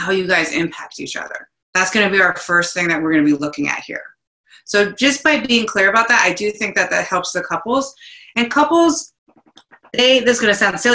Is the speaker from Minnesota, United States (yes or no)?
no; New Jersey, United States; I'm from New Jersey. I'm 100% Italian.